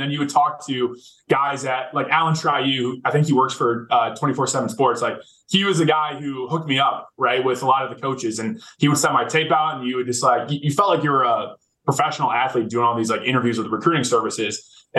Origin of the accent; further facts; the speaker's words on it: Midwest, United States; But growing up in the Midwest, my goal was to get offered by a Big Ten school.